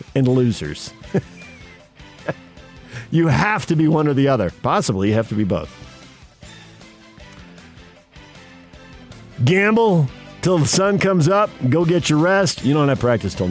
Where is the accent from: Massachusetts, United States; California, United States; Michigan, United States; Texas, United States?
California, United States; San Diego; I'm a kid growing up in San Diego.